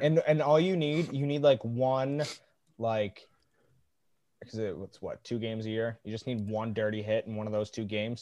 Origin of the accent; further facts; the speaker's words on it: Detroit, Michigan, United States; growing up in Detroit